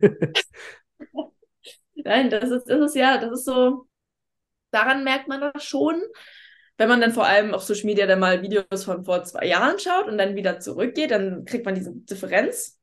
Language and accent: German; Lübeck, Schleswig-Holstein, Germany; moved away; Ich komme ja nicht gebürtig aus Hamburg, ich komme aus Lübeck